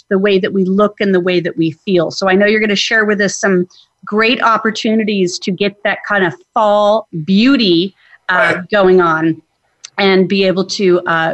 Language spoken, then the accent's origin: English; Arizona, United States; I grew up in Arizona